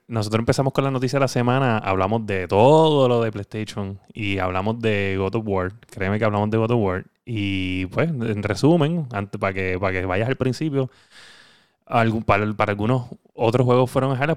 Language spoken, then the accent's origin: Spanish; Puerto Rico; como boricuas que somos